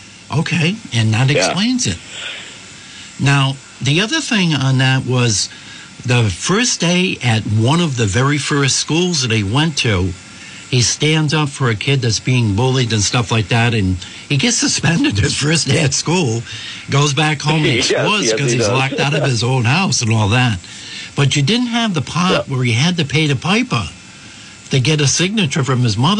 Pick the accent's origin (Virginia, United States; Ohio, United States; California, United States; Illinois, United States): Illinois, United States; Naperville; also born or lived in Boroughville; It reminded me of growing up in Boroughville and Naperville, especially the parts where they got their first bicycles